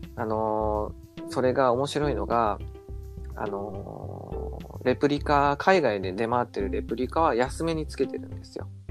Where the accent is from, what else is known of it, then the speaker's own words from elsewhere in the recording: Nagasaki, Japan; 僕長崎なんですけど、えー、あの近所にねセルフ松尾っていうお店があったんですよ